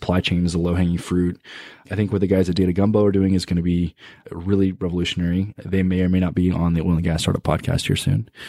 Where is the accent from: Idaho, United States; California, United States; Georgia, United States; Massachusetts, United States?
Massachusetts, United States; Boston; I'm from Boston, so I'm not really around the industry, so I often have trouble finding resources.